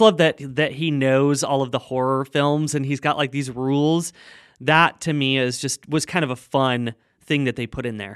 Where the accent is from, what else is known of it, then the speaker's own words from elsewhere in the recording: Junction City, Oregon, United States; now in Los Angeles, United States; It's called Junction City. It's a little farming town. I think there's, like, nine thousand people in the town or something like that. But, uh, yeah, that's where I grew up